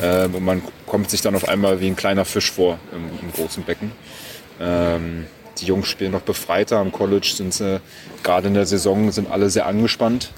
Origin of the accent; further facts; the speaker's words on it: Berlin, Germany; ich komme aus Berlin ursprünglich. Mhm. Ähm, meine Eltern äh, haben eine Konditorei, da bin ich groß geworden